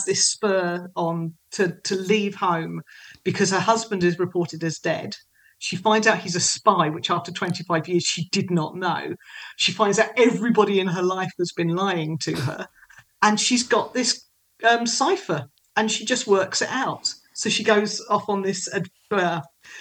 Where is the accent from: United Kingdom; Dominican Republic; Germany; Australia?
United Kingdom; Kent, South East England; I grew up in Kent and so I know London.